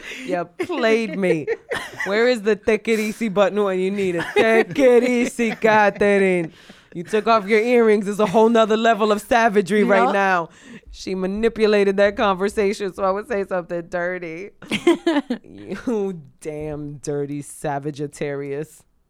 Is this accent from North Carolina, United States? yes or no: no; Boston, Massachusetts, United States; Why is it because I'm from Boston?